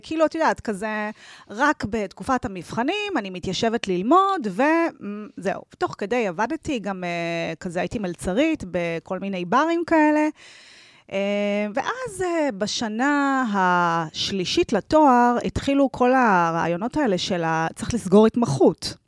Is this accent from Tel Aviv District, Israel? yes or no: yes; Tel Aviv, Tel Aviv District, Israel; moved away; גדלתי ברמת אביב